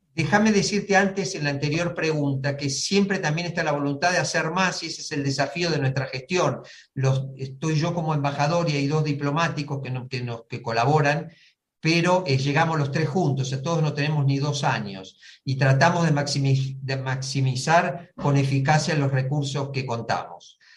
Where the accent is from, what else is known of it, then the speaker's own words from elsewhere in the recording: Argentina; moved away as an adult; also born or lived in India / Brazil / Bolivia / Cuba; now in San José, Costa Rica; en nuestro país